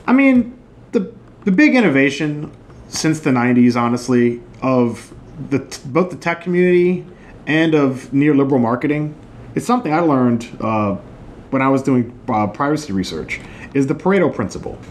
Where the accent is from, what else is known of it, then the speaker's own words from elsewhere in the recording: New Orleans, Louisiana, United States; we've always kind of grown up in this fe- like semi feudal aristocratic society in New Orleans